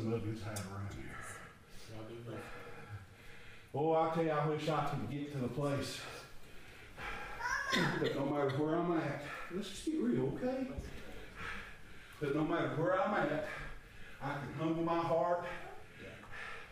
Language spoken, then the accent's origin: English; Chestnut Grove, United States; When I was a little feller, growing up in Chestnut Grove